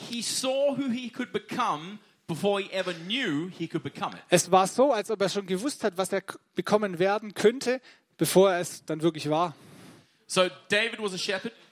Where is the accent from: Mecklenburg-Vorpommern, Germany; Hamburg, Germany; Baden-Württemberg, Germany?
Baden-Württemberg, Germany; I, ich komme aus dem Ländle. Ich {S0} bin Schwabe.